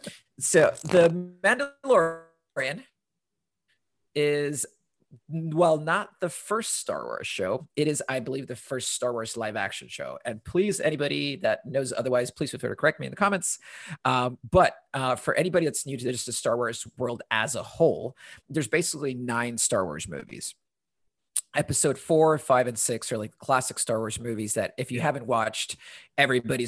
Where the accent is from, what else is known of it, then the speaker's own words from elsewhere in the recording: Honduras; moved away; I'm originally from Honduras